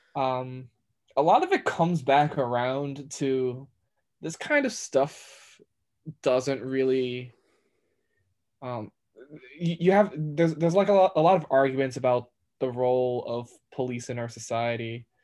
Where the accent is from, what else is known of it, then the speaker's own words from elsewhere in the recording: New York, United States; I'm a New Yorker. I've been in New York my entire life